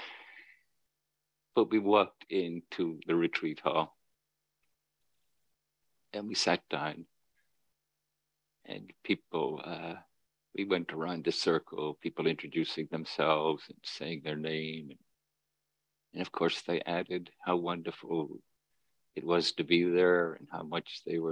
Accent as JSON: {"language": "English", "region": "Northern Ireland", "country": "United Kingdom", "tie": "born or raised there", "said": "where I grew up in Northern Ireland"}